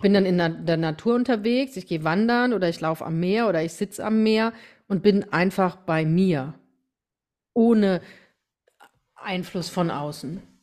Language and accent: German; Rhineland-Palatinate, Germany; also born or lived in Deidesheim; bei uns in der Pfalz